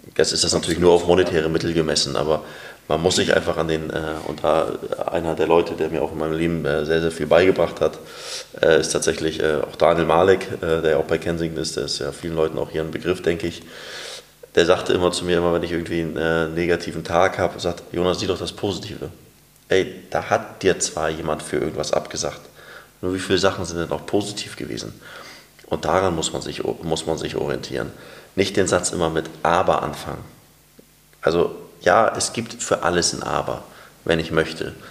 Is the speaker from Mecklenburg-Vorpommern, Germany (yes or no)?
no; Hamburg, Germany; wenn ich in Bergdorf unterwegs bin, wo ich aufgewachsen bin